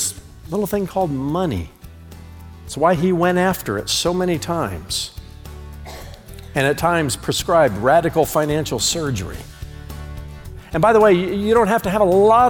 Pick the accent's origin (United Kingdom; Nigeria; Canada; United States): United States; I'm an American, not an Americant